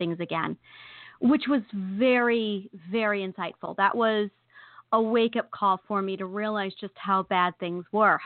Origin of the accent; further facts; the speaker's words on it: New York, United States; I'm a New Yorker